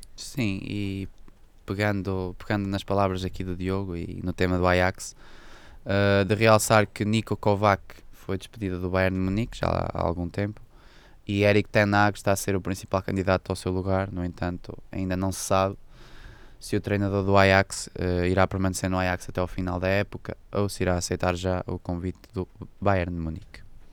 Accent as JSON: {"language": "Portuguese", "town": "Chaves", "region": "Norte", "country": "Portugal", "tie": "born or raised there", "said": "o Santos Esteban, que é a equipa da minha terra"}